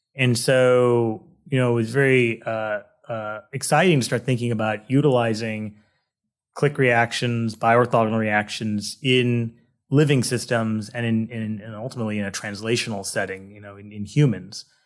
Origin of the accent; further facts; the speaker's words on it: Manhattan Beach, California, United States; also born or lived in Massachusetts; now in San Diego, United States; I grew up in Southern California in a, uh, a town called Manhattan Beach